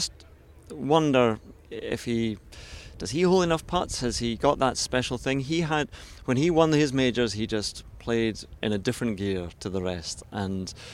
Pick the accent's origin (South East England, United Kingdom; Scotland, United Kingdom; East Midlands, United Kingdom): Scotland, United Kingdom; I'm always worried as a Scot.